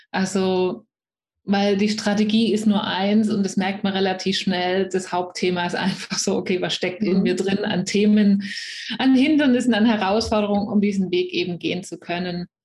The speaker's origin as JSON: {"language": "German", "area": "near Stuttgart, Swabia", "region": "Baden-Württemberg", "country": "Germany", "accent": "Swabian", "said": "ihr werdet schnell hören, wenn ihr es nicht schon gehört habt. Ich komme aus der Nähe von Stuttgart, also aus dem Schwabenland"}